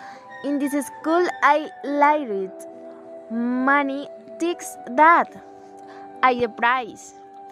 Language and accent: English; Plato, Magdalena, Colombia; English is a second language; I am from Plato Magdalena. I am 20 years.